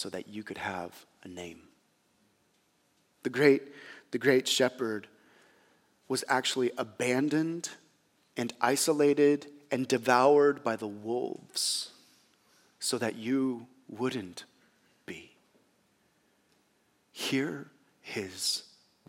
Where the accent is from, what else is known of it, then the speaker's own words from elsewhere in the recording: United States; as American Christians, and again, I'm one of them